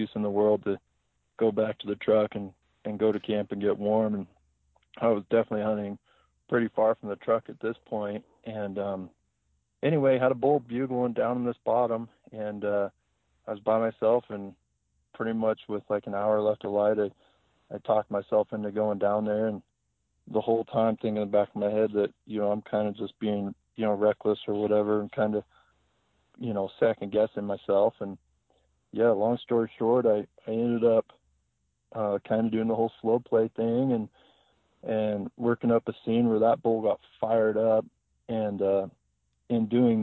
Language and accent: English; Idaho, United States; moved away as an adult; also born or lived in New Mexico; now in Helena, United States; I grew up in Idaho